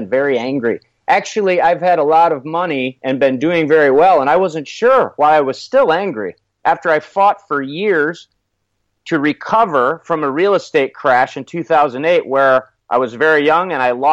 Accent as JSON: {"language": "English", "region": "Michigan", "country": "United States", "said": "I'm originally from Michigan"}